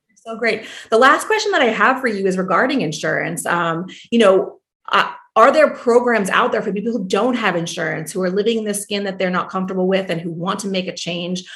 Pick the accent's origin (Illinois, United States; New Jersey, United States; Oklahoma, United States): New Jersey, United States; moved away as an adult; also born or lived in New York; I'm originally from New Jersey